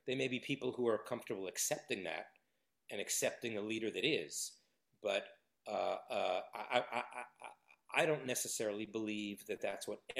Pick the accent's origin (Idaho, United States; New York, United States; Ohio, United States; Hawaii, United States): New York, United States; also born or lived in Los Angeles; And look, I come from New York and Los Angeles